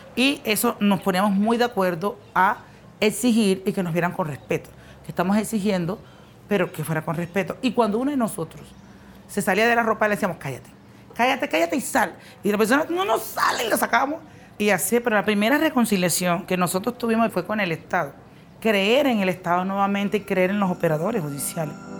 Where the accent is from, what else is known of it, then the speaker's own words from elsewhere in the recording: María la Baja, Bolívar, Colombia; also born or lived in Mampuján; tengo 49 años, soy de María la Baja Bolívar.